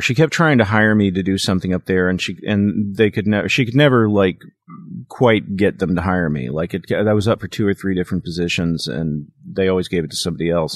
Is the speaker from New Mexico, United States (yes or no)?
no; Kansas City, Missouri, United States; moved away; also born or lived in Dallas, Texas; I moved from Dallas to Kansas City, and I lived with my maternal grandparents for five years.